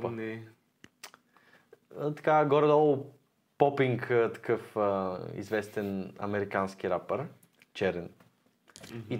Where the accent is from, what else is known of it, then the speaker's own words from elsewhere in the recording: Sofia, Sofia City, Bulgaria; Като знам, че съм от Иван Вазов, ми лъха на чест.